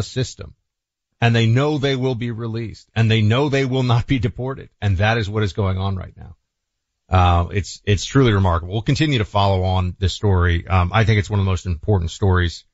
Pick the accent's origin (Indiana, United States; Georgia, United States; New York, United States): New York, United States; New York City; moved away as an adult; now in Florida, United States; New York City, which I will always consider my hometown, even though technically, I am a Floridian now